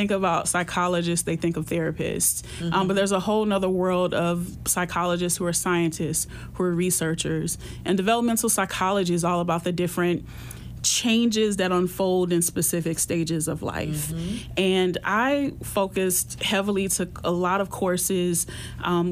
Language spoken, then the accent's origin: English; Florida, United States; moved away as an adult; also born or lived in Michigan; being born and raised in Florida